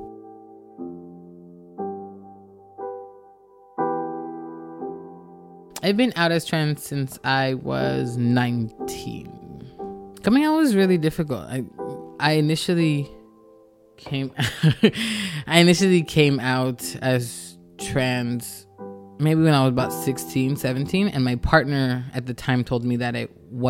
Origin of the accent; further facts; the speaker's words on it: Los Angeles, California, United States; I am from Los Angeles. My family is originally from El Salvador, but my grandmother raised me